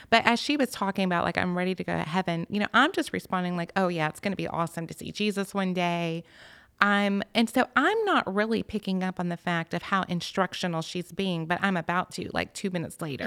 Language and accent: English; Alpharetta, Georgia, United States; I was raised in Alpharetta